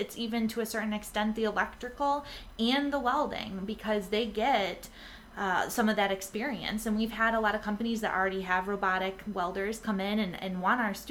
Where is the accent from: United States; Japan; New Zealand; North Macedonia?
United States; Rochester, New York; moved away; I grew up in Rochester, so no one hate me out there, but I grew up with Kodak and Xerox